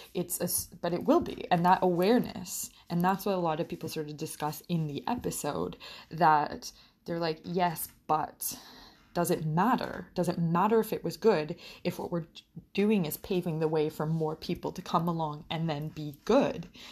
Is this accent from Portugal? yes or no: yes; Portugal; moved away as an adult; now in Canada; I grew up in Portugal